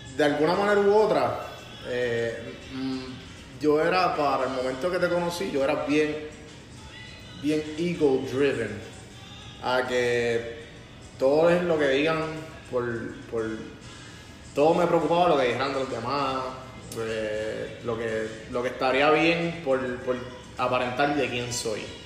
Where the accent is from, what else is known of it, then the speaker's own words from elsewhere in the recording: Puerto Rico; yo soy un empresario puertorriqueño